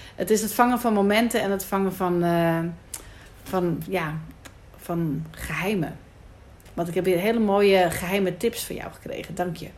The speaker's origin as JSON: {"language": "Dutch", "town": "Amsterdam", "region": "North Holland", "country": "Netherlands", "said": "Ik kom uit het ghetto. Ik kom uit Amsterdam-Noord"}